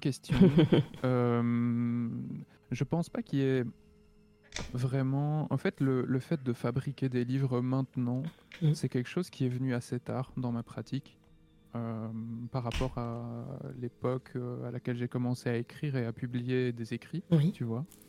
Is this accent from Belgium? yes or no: yes; Belgium; je suis belge